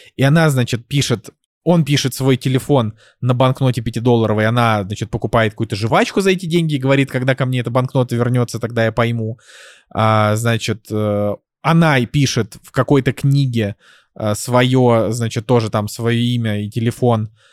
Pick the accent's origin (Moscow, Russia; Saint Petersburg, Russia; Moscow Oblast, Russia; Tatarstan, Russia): Saint Petersburg, Russia; moved away; мой родной город